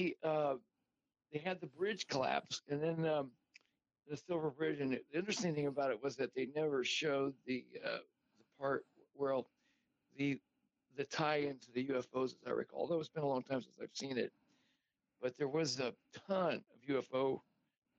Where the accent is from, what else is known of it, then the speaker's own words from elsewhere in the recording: Fairfield, Ohio, United States; moved away; also born or lived in Denver, Colorado; I'm originally from Ohio